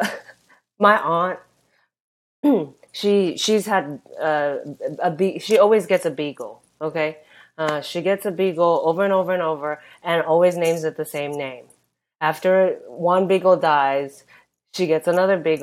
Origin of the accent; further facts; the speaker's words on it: Japan; I'm from Japan